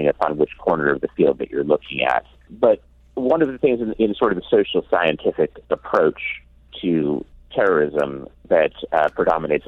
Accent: Ashland, Oregon, United States; the town which I grew up in, Ashland, Oregon

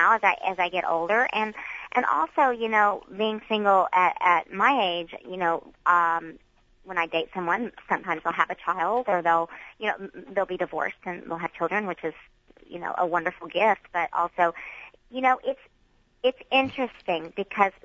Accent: the Bible Belt, United States; I was raised in the Bible Belt

